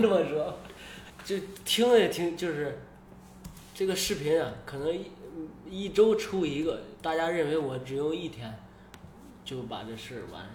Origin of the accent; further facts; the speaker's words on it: China; moved away as an adult; now in United States; 我是中国的，啊，我去过深圳